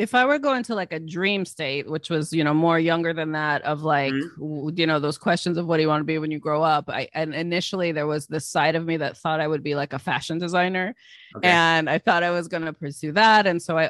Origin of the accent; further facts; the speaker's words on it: East Coast, United States; So I was raised here on the East Coast mainly